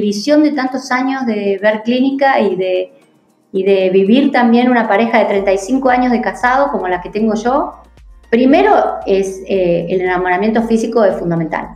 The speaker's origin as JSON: {"language": "Spanish", "country": "Argentina", "said": "acá los argentinos"}